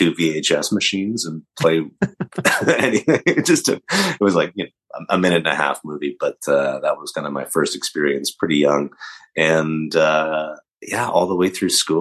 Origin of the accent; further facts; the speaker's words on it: Calgary, Alberta, Canada; I grew up in Calgary, Alberta, Canada, and in a little suburb, Southwood.